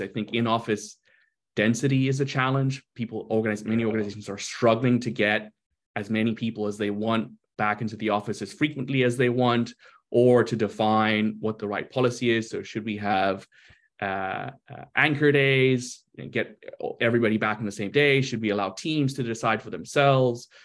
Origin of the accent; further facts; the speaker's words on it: South Africa; moved away as an adult; also born or lived in Brazil / London, United Kingdom / Spain / New York, United States; now in Seattle, United States; I was born in Brazil lived earlier part of my life there, and uh, and then went to South Africa, uh, went through school in South Africa to university there